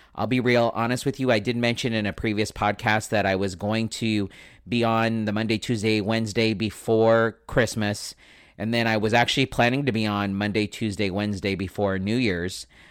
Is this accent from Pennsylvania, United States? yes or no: no; San Diego, California, United States; also born or lived in Escondido; I am born and raised in San Diego, uh, son of a Navy man, and we luckily didn't get to go very many places. We mostly stayed in San Diego, so that is my hometown